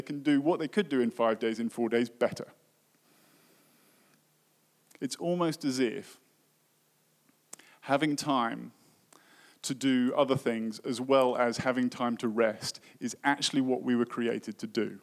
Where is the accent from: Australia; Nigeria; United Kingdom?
United Kingdom; in my home country, in the UK